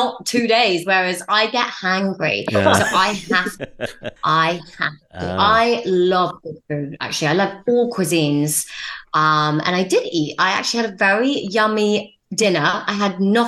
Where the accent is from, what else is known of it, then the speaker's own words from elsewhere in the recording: Cambridge, East of England, United Kingdom; also born or lived in Jiangsu, China; I was adopted at 9 months my mum is Norwegian and my dad is British and I grew up in Cambridge.